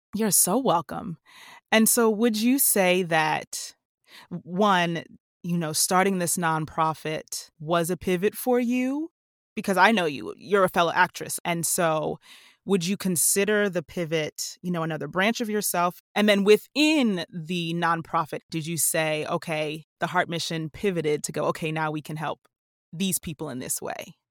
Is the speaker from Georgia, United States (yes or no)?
no; New Jersey, United States; I'm a Jersey girl